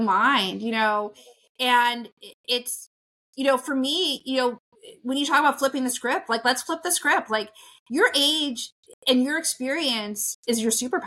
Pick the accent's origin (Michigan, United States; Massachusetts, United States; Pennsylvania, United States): Pennsylvania, United States; Pittsburgh; I'm from Pittsburgh